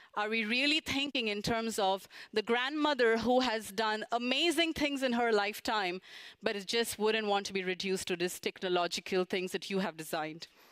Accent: India; moved away as an adult; now in Japan; back in India, which is my home country

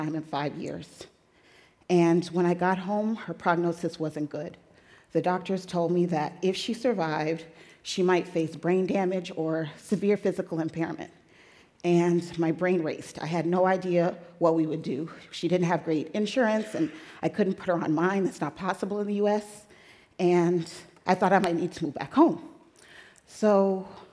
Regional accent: Tamms, Illinois, United States; moved away as an adult; now in Brooklyn, United States; I want to introduce you to my hometown. So I'm from Tams, Illinois

